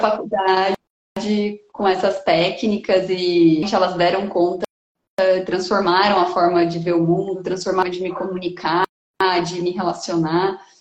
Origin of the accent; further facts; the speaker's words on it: Bauru, São Paulo, Brazil; moved away as an adult; now in Piracicaba, Brazil; Eu nasci em Bauru, no interior de São Paulo, e vim para Piracicaba com 18 anos